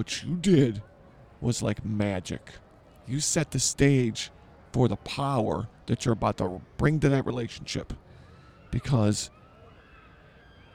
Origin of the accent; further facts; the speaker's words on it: Chicago, Illinois, United States; I grew up in Chicago.